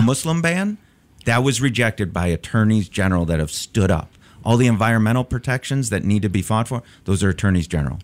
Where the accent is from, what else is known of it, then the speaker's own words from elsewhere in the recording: Chicago, Illinois, United States; I'm, uh, born and raised in Chicago.